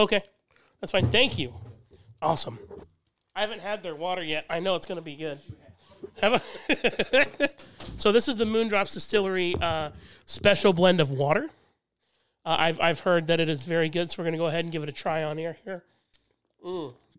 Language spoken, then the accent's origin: English; Midwest, United States; being a Midwesterner